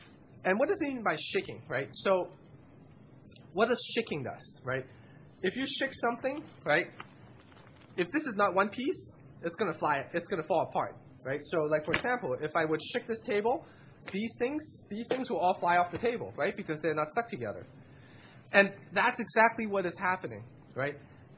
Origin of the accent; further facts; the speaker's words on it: West Coast, United States; And I have because I came from the West Coast.